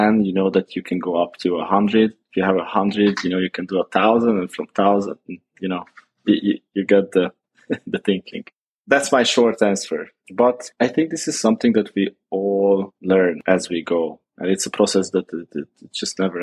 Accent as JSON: {"language": "English", "country": "Hungary", "tie": "born or raised there", "said": "Born and raised in Hungary"}